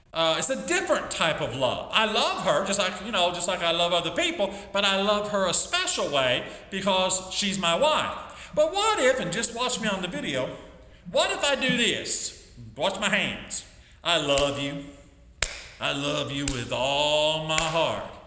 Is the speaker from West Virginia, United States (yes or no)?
yes; West Virginia, United States; also born or lived in Michigan / Chicago; I grew up primarily in West Virginia, but also lived in uh, lived in Michigan, lived in Chicago